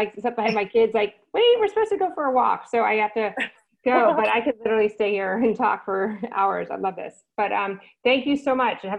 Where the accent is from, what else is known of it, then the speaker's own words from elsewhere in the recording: New Jersey, United States; I grew up in New Jersey